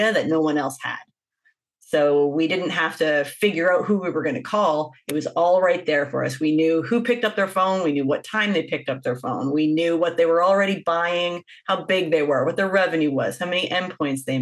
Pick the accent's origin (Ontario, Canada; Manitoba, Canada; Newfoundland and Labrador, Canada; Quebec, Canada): Manitoba, Canada; Winnipeg; moved away as an adult; also born or lived in Toronto, Canada; I grew up in Winnipeg, Manitoba.